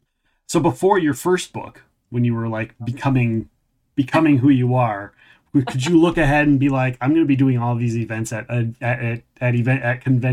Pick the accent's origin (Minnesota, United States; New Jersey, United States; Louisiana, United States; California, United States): Minnesota, United States; accent: Minnesotan; I'm very Minnesotan, and I really didn't want to put that Minnesotan long A on there